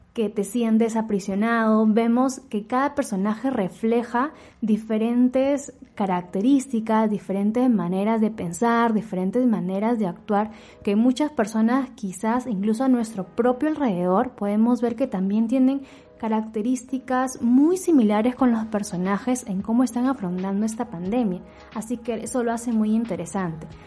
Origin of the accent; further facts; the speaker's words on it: Peru; como peruana